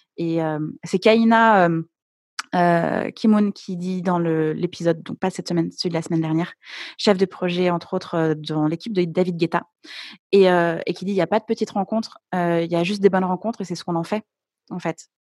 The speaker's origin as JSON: {"language": "French", "town": "Lyon", "region": "Auvergne-Rhône-Alpes", "country": "France", "said": "Enfin, maintenant, je suis à mmh Lyon, mais au départ, je suis, je suis lyonnaise"}